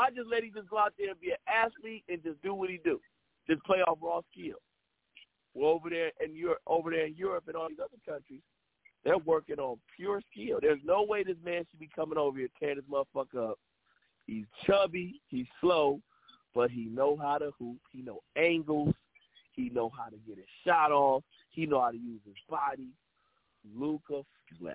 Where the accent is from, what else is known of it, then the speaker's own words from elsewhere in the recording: Cleveland, Ohio, United States; I'm from Cleveland